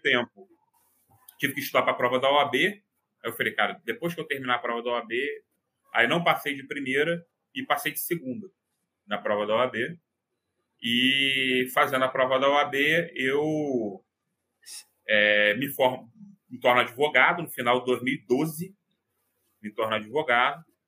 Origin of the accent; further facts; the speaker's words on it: Rio de Janeiro, Brazil; eu sou aqui do Rio de Janeiro